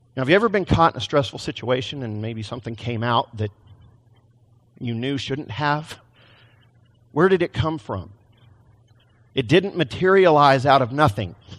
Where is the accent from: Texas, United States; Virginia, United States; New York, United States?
Texas, United States; now in Portland, United States; I came from Texas, not Portland